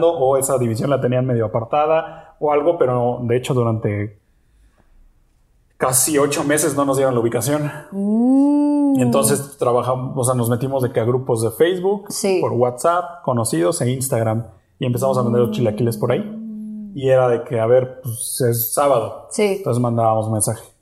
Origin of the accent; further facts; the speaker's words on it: Mexico; yo asumí ese papel acá porque finalmente yo soy el mexicano y yo soy el que sabe cómo deben de saber las cosas.